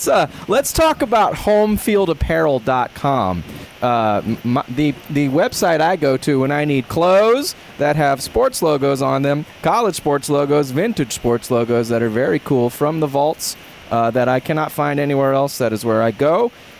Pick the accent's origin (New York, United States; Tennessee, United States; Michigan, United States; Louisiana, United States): Tennessee, United States; Memphis; I'm from Memphis. I know my rights.